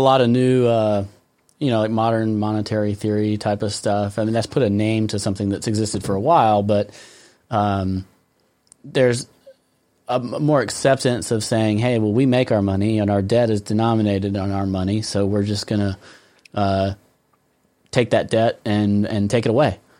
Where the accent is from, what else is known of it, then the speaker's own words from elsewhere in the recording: United States; I'm American.